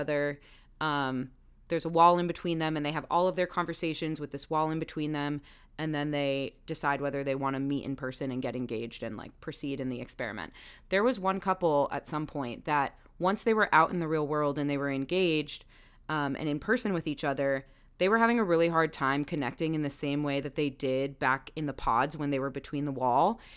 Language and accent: English; Maryland, United States; moved away; also born or lived in Baltimore; nod to my home state.